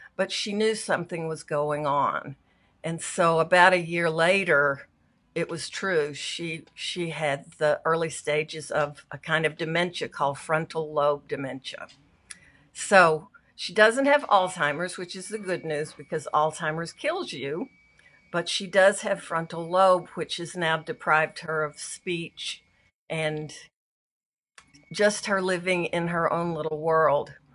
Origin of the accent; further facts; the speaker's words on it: Arkansas, United States; also born or lived in San Francisco; now in Los Angeles, United States; I grew up in a little farming town in Arkansas